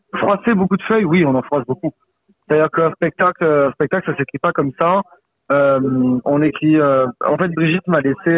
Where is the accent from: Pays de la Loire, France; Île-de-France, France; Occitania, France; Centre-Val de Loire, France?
Occitania, France; Saint-Laurent-de-la-Salanque; born or raised there